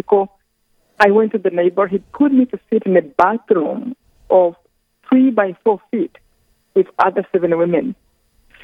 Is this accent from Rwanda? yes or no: yes; Rwanda; I come from Rwanda, this tiny country in the center of Africa